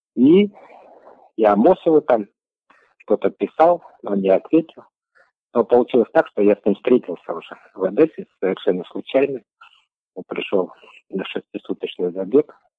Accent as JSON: {"language": "Russian", "area": "Karkaraly District", "region": "Karaganda Region", "country": "Kazakhstan", "tie": "born or raised there", "moved": "yes", "lives_now": "Astana, Kazakhstan", "said": "Я родился в Каролинском районе, Карагандинская область"}